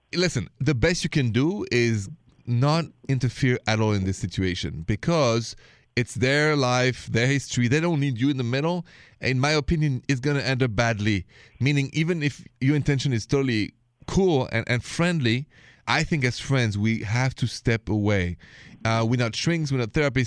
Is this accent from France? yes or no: yes; France; accent: French; English is a second language; moved away; This accent is French originally. After even 20 years of English lessons, the accent is still there.